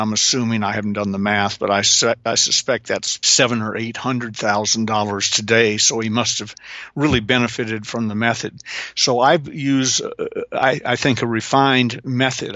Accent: the South, Southern United States, United States; I'm a Southerner

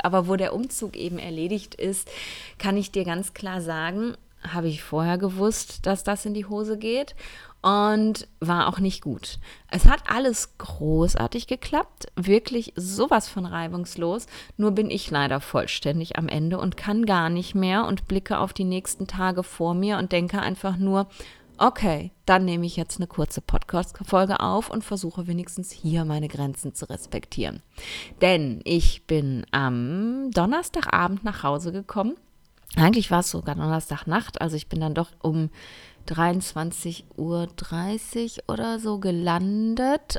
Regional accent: Essen, North Rhine-Westphalia, Germany; moved away; ich sitze gerade in einem Airbnb in meiner Heimatstadt in Essen

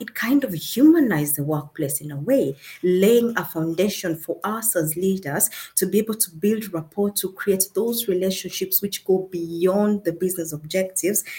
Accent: Kenya; now in Germany; I come from originally from Kenya, that is in Africa. But I live in Germany and I work in Germany as well

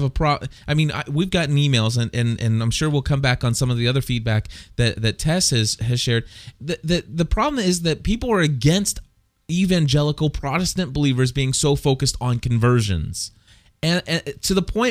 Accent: Clifton, Ohio, United States; When I was a young boy, I went to a public school in Clifton, Ohio

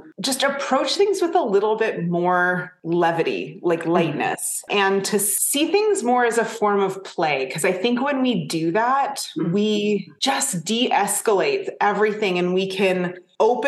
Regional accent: Canada; I'm Canadian

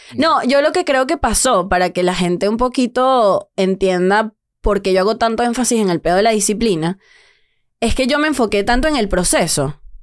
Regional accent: Venezuela; now in Mexico; sí soy venezolana

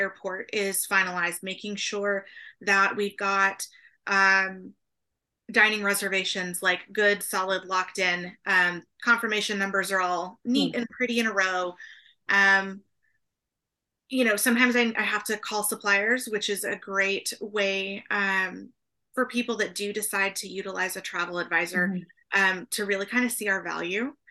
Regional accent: Oklahoma, United States; now in San Antonio, United States; I grew up in Oklahoma

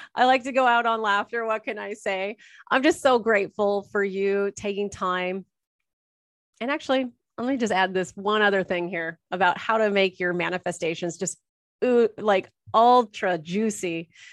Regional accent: Orange, California, United States; also born or lived in Toronto area, Canada; now in Toronto, Canada; was born and raised in Orange, Orange County, California, I'm now in the Toronto area of Canada

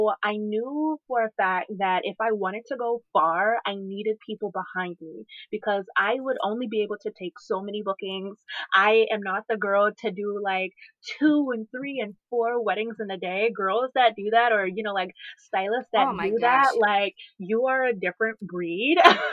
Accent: Charleston, South Carolina, United States; moved away as an adult; now in Charlotte area, North Carolina, United States; my hometown, which is Charleston, South Carolina

